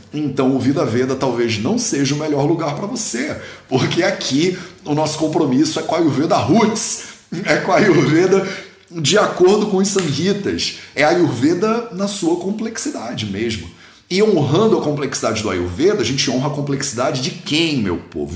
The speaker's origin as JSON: {"language": "Portuguese", "country": "Brazil", "said": "eu sou brasileiro"}